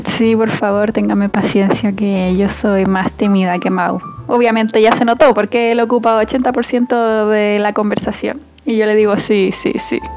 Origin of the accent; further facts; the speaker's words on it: Antofagasta, Chile; now in Santiago, Chile; yo soy de Antofagasta, pero ahora estoy viviendo en Santiago